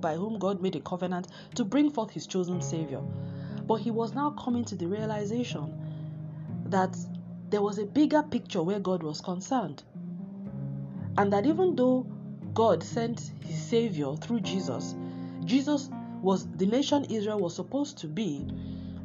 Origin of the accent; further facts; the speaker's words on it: Nigeria; moved away; I'm Nigerian